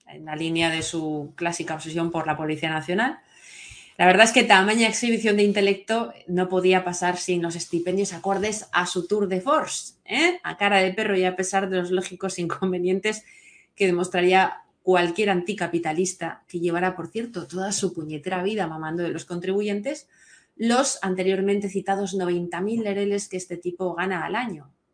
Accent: Valencia, Valencian Community, Spain; les habla desde aquí de Valencia, soy valenciana

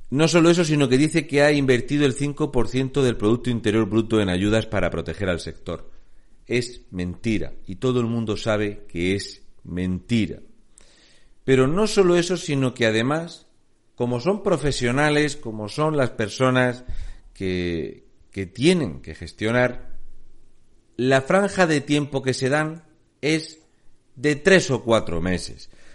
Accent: Spain; somos el peor país gestionado de Europa

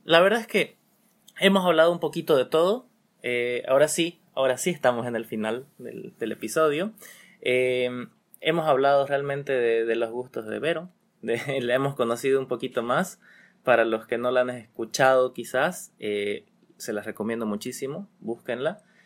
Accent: Bolivia; tenemos que darle más interés como bolivianos

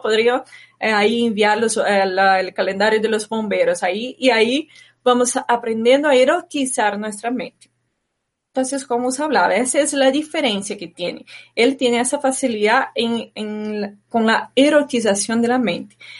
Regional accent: Brazil; moved away; de pequeña viví en Brasil

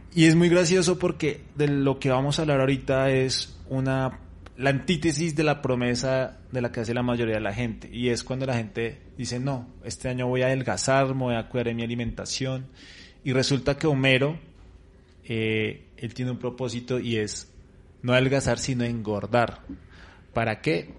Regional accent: Colombia; cómo estamos nosotros, en eh, Colombia

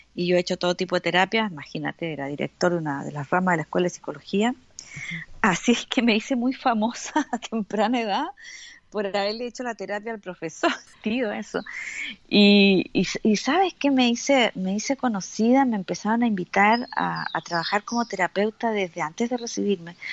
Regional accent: Valparaíso, Chile; moved away; nací en el puerto de Valparaíso, así que para el, para el lenguaje de Chile soy porteña

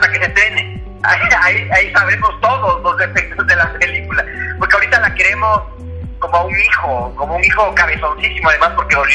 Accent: Ecuador

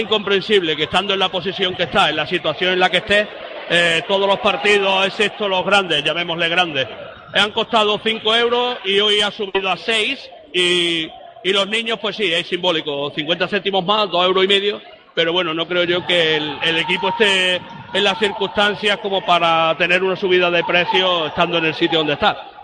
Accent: Puente Genil, Andalusia, Spain; de mi pueblo, de Puente Genil

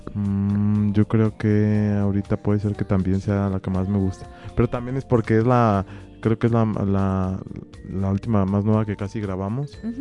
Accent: Guanajuato, Mexico; venimos de Guanajuato

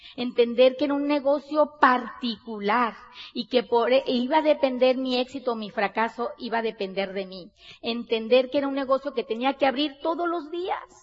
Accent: Sonora, Mexico; Nosotros somos mexicanos, bien mexicanas, Somos de Sonora, del norte de, de, del país de México

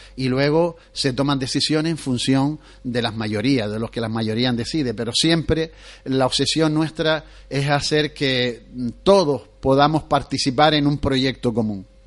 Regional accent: Canary Islands, Spain; nosotros, los canarios

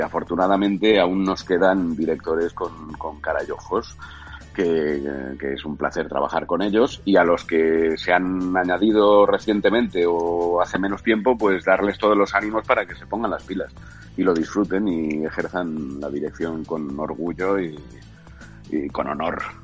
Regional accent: Catalonia, Spain; sabiendo que soy catalán

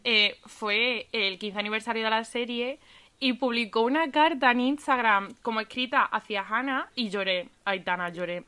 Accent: Andalusia, Spain; accent: Andalusian; andaluza, por el acento se entiende

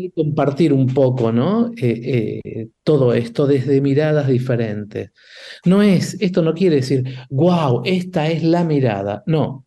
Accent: Argentina; nosotros argentinos

